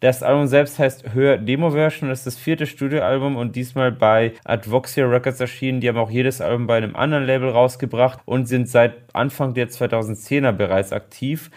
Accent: Germany; bei uns in Deutschland

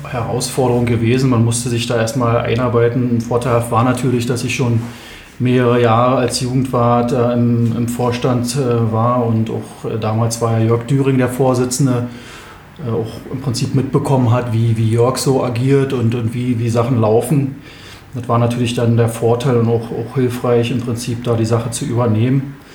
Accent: Berlin, Germany; now in Bernau, Germany; Und ähm, wir sind hier aus Berlin hergezogen mit meinen Eltern zusammen

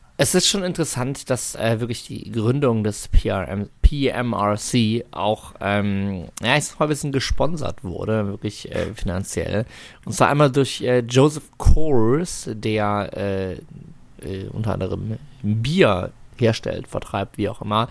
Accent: Germany; wir als Deutsche

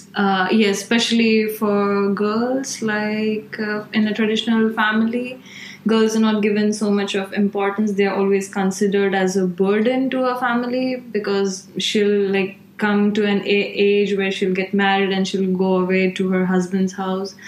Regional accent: Gujarat, India; moved away as an adult; also born or lived in Maharashtra; now in Milan, Italy; I come from Gujarat, like which is like central, and I stayed in Maharashtra, which is central south

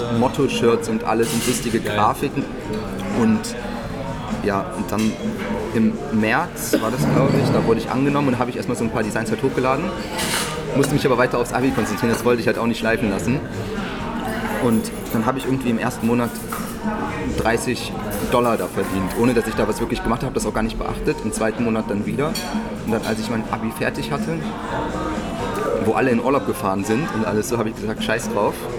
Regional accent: near Düsseldorf, North Rhine-Westphalia, Germany; moved away as an adult; now in Berlin, Germany; ich komme ursprünglich ähm, aus der Nähe von Düsseldorf, bin jetzt zum Studium, also im September nach Berlin gezogen

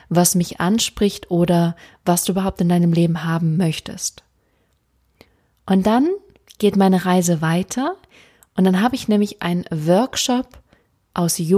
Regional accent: Freiburg, Baden-Württemberg, Germany; Ähm, ich komme ursprünglich aus Freiburg, das heißt, ich wohne direkt um die Ecke.

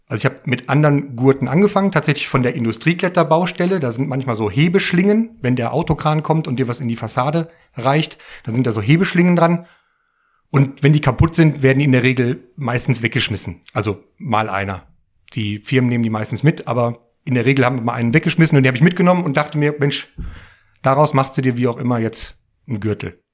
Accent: Bottrop, North Rhine-Westphalia, Germany; ich komme ja aus dem Ruhrgebiet, mitten aus dem Pott und da aus Bottrop und äh, in der alten, an dem alten Kiosk, wo äh, ich auch viel in der Jugend immer wieder war

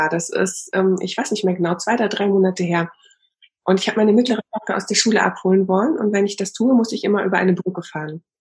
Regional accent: East Germany, Germany; Ich bin auch in der DDR aufgewachsen.

